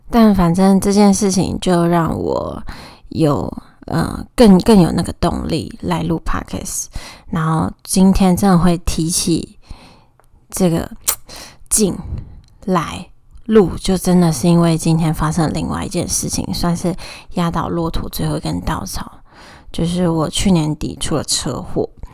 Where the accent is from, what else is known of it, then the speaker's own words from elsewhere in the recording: Taoyuan, Taiwan; moved away as an adult; also born or lived in Tainan; now in Taipei, Taiwan; 我是桃园人，大学四年，还有毕业后两年，总共六年都在台南生活